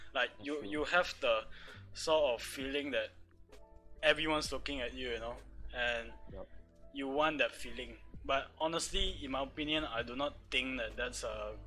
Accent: Malaysia; we are Malaysians. We are from Malaysia

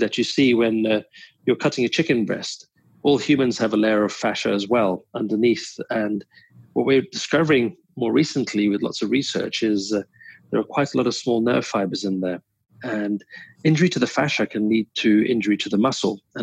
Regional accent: London, United Kingdom; moved away as an adult; also born or lived in Vancouver Island, Canada; now in Vancouver, Canada; Born and raised in London, England

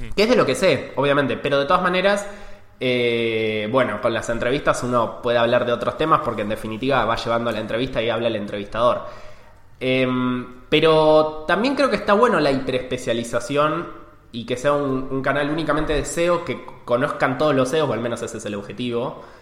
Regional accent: Argentina; accent: Argentine; soy un CEO argentino, como lo delata mi acento.

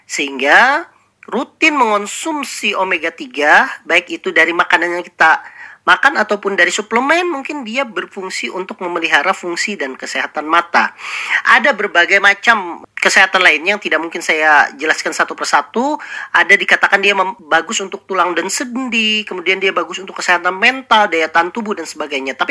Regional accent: South Kalimantan, Indonesia; Nah, sebagai kita orang Banjar, ikan itu adalah makanan sehari-hari.

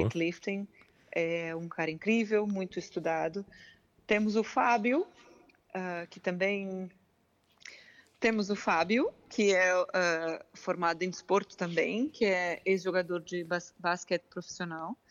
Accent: Curitiba, Paraná, Brazil; now in Figueira da Foz, Portugal; Eu sou de Curitiba, no sul

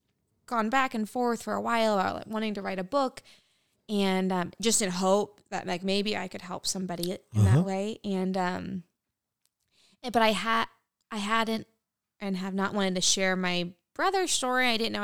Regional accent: United States; I'm American.

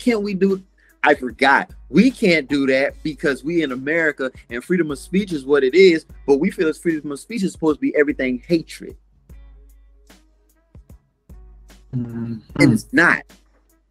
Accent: Concord, Massachusetts, United States; I was born in Concord, Massachusetts

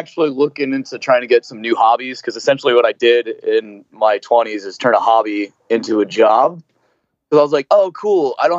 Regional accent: New Jersey, United States; moved away; And, you know, growing up in Jersey and everybody, like, I definitely had to dial a lot of my sarcasm back at first when I moved out here

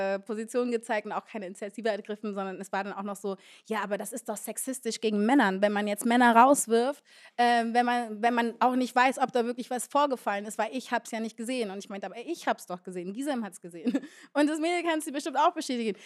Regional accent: Berlin, Germany; Ich komme ursprünglich aus Ostberlin und bin dann in Moabit groß geworden

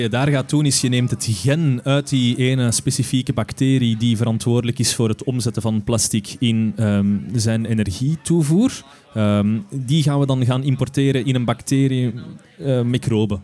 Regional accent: Steenhuffel, Flanders, Belgium; Ik ben van Steenuffel.

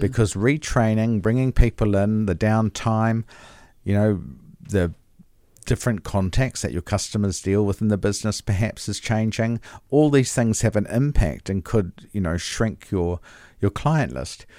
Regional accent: New Zealand; I'm a Kiwi. I was born here

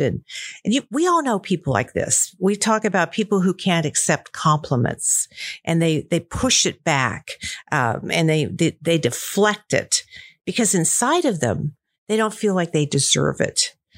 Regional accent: Columbia, Missouri, United States; I grew up in Missouri, Columbia, Missouri, to be exact

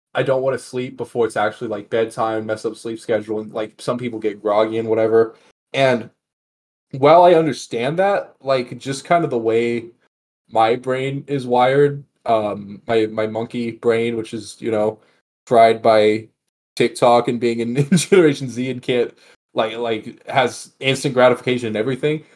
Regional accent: Texas, United States; now in Las Vegas, United States; I'm from Texas originally and now live in Las Vegas.

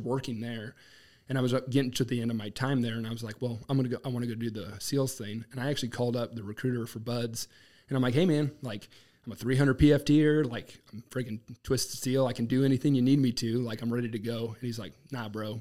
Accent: Lawrence, Massachusetts, United States; also born or lived in Boston; now in North Kansas City, United States; I grew up in Lawrence, Massachusetts.

